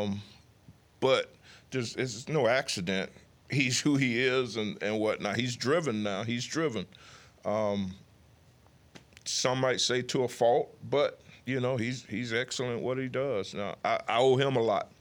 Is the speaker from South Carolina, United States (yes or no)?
no; near Mobile, Alabama, United States; moved away; my hometown is fifty miles away from Mobile